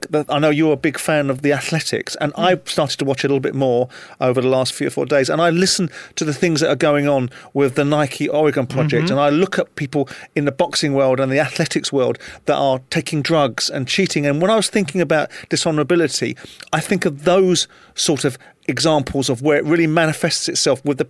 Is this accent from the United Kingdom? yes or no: yes; England, United Kingdom; as I do as an Englishman